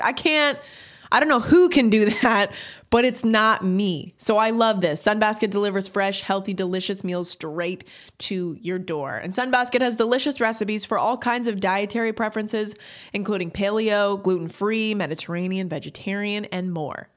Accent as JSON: {"language": "English", "country": "Canada", "tie": "born or raised there", "moved": "yes", "lives_now": "United States", "said": "growing up in Canada and then moving to the States"}